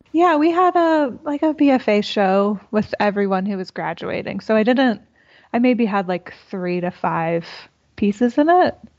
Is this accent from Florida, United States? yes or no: yes; Boca Raton, Florida, United States; moved away as an adult; I'm from South Florida in Boca Raton.